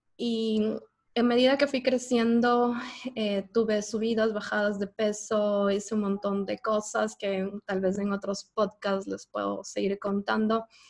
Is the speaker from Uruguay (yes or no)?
no; Ecuador; moved away as an adult; now in United States; yo soy ecuatoriana